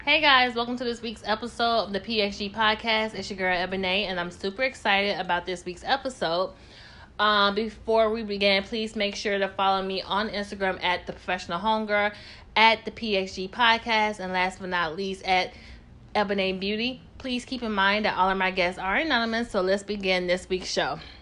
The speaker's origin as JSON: {"language": "English", "region": "Tennessee", "country": "United States", "tie": "born or raised there", "said": "I'm from Tennessee"}